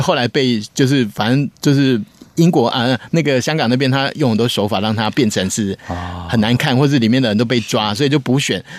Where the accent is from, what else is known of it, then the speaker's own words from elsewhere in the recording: Taiwan; 我作为我台湾人